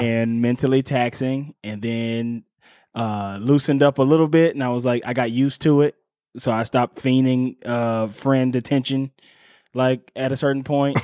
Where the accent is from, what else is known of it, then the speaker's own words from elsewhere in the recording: Cleveland, Ohio, United States; my hometown of Cleveland, Ohio